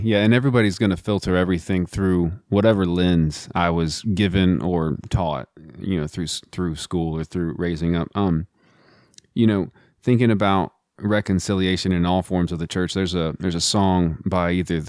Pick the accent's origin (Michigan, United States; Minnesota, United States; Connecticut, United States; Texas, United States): Texas, United States; moved away; also born or lived in California; I was raised in Texas